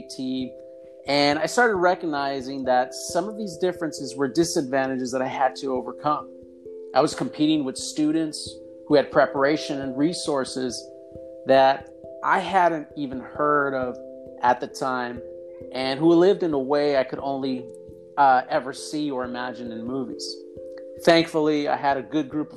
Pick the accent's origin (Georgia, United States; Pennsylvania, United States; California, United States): California, United States; Los Angeles; also born or lived in Santa Barbara; I was born and raised in Cypress Park